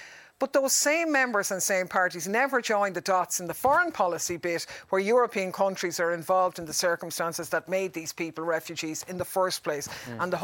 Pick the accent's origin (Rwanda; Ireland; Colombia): Ireland; we're Irish